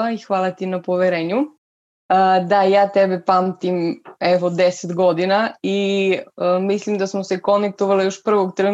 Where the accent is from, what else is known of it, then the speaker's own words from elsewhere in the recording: Vlasotince, Jablanica District, Serbia; also born or lived in Leskovac / Niš / Pirot; now in Belgrade, Serbia; Rodom sam iz Vlasotinca, Zapravo sam rođena u Leskovcu, živela sam u Vlasutincu pola života.